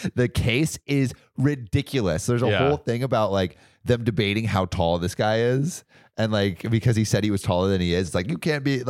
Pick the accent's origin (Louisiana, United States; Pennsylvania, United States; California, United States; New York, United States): California, United States; I can't relate. I'm from California.